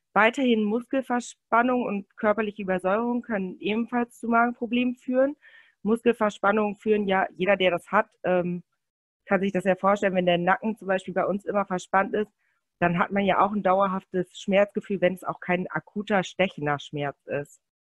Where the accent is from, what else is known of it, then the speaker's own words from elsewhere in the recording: Münsterland, North Rhine-Westphalia, Germany; ich komme aus Münsterland